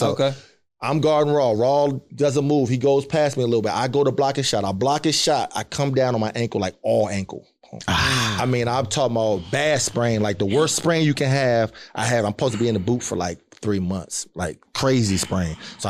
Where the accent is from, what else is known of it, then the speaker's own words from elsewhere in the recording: Cincinnati, Ohio, United States; And because I was coming from Cincinnati, I was talking back and like doing that type of shit too.